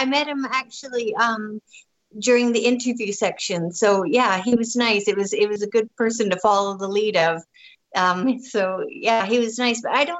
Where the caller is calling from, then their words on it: British Columbia, Canada; I'm in British Columbia. I'm 40 miles north of the Montana border. So I'm in the southeast corner, right on the Alberta border, Montana border.